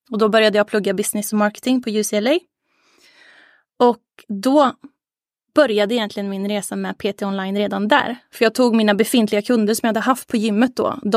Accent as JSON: {"language": "Swedish", "town": "Arvika", "region": "Värmland", "country": "Sweden", "lives_now": "Gothenburg, Sweden", "said": "liksom som instruktör hemma i Arvika, men ville liksom bredda lite, ville få lite mer konkurrens. Eh, så så då, då stack jag till Göteborg"}